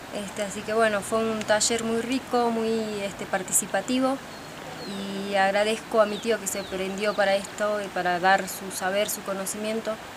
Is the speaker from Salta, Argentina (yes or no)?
yes; San Antonio de los Cobres, Salta, Argentina; soy de San Antonio de los Pobres, nací acá.